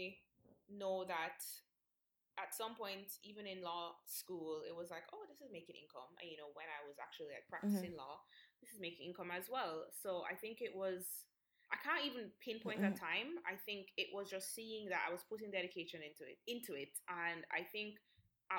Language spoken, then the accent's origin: English; Jamaica; I'm obviously Jamaican, I was born here